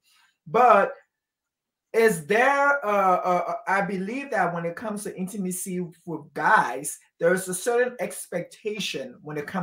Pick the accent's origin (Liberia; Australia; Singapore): Liberia; I grew up in Liberia my whole life